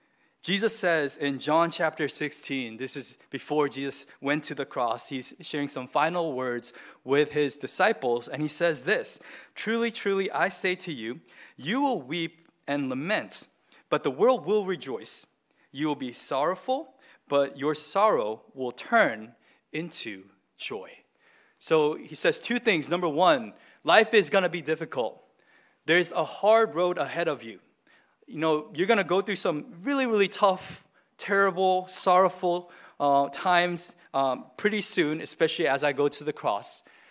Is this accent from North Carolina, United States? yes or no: no; Boston, Massachusetts, United States; So I was born near Boston, and so I always say my home city is Boston. And I follow all the teams in Boston.